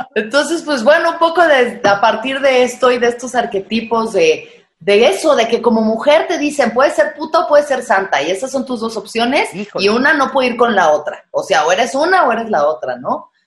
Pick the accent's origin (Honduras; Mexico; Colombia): Mexico; como mexicanos, como que somos pues eso, muy doble cara